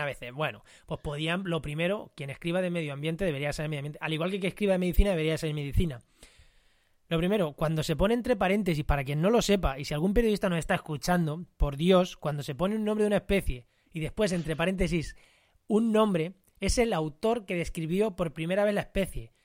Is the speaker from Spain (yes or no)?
yes; Munera, Castilla-La Mancha, Spain; el ayuntamiento de Munera, que es mi pueblo, en Albacete